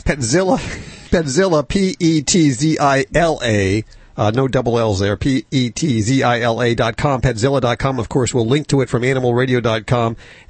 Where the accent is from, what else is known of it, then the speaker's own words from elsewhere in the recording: Canada; I'm Canadian. Not a lot of people know that. I am Canadian.